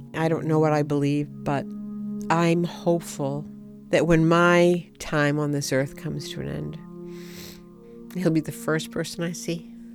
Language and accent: English; Ipswich, Massachusetts, United States; I come from Ipswich, Massachusetts.